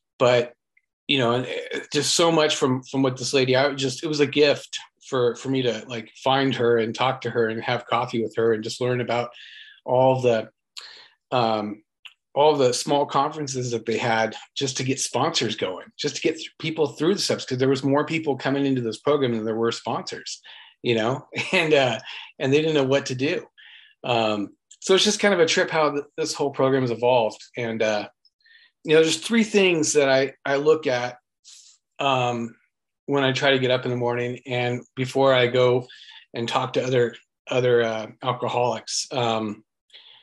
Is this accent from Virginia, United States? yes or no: no; Westminster, California, United States; I grew up in Westminster, California